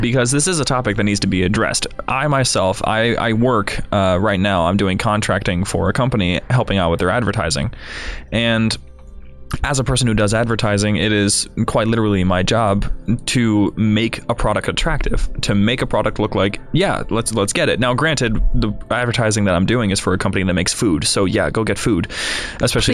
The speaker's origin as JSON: {"language": "English", "region": "Ohio", "country": "United States", "moved": "yes", "lives_now": "Chicago, United States", "said": "I'm from Ohio, you have to drive twenty minutes to get to the nearest church"}